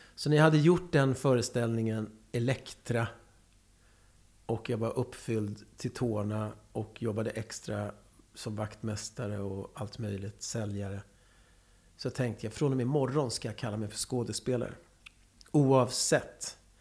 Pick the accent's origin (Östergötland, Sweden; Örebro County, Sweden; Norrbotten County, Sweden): Örebro County, Sweden; Karlskoga; moved away; also born or lived in Lycksele; jag är värmlänning